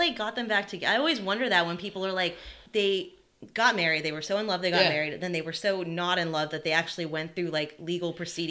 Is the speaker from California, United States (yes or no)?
yes; Los Angeles, California, United States; moved away; I grew up in Southern California. I grew up in Los Angeles and everyone is super judgmental there.